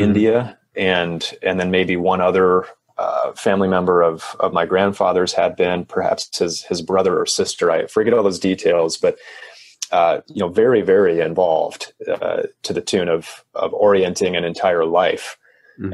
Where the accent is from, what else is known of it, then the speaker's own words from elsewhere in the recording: Michigan, United States; moved away; where I grew up in Michigan